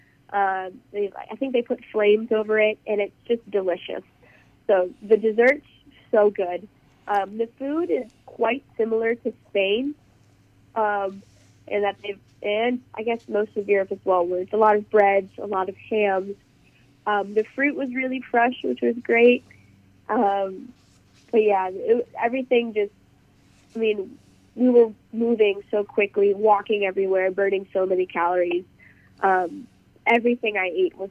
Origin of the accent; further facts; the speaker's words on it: State College, Pennsylvania, United States; moved away as an adult; now in United Kingdom; my family ended up settling in State College, Pennsylvania